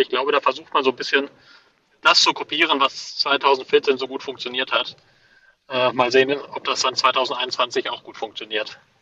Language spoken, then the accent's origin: German; Cologne, North Rhine-Westphalia, Germany; Ich wurde auf Englisch nach meiner Geburtsstadt gefragt und habe eingetragen Cologne.